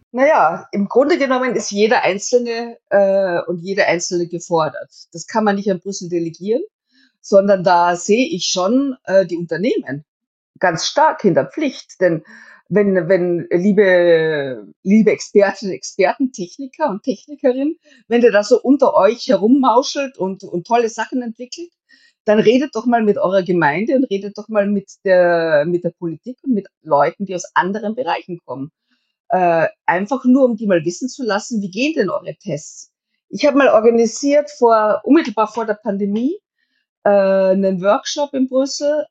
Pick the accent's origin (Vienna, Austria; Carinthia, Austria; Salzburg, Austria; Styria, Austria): Styria, Austria; Also ich komme ja selber aus der Steiermark